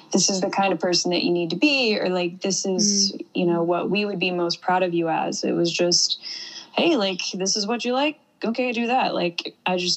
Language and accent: English; Ohio, United States; now in Miami, United States; I grew up in a really tiny town in Ohio.